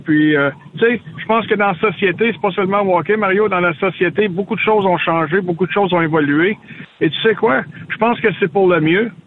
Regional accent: Gatineau, Quebec, Canada; je suis de Gatineau

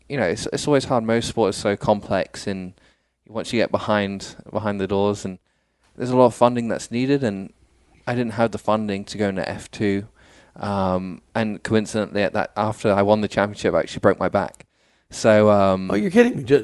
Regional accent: Dubai, United Arab Emirates; now in United States; so I, I, was born and raised in Dubai. Okay. Uh, went to school there. Um, went to an English school, obviously.

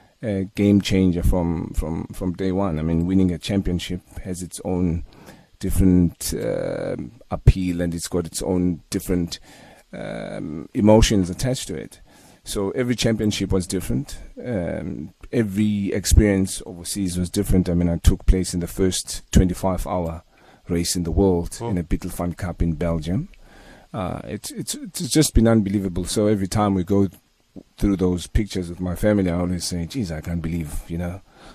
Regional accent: Transkei, Eastern Cape, South Africa; growing up in the Transkei

